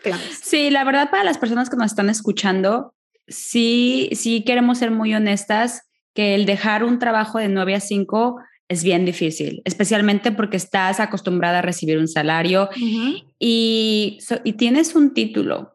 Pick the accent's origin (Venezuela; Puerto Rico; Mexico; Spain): Mexico; moved away as an adult; now in Ireland; soy de México, mexicana viviendo en Irlanda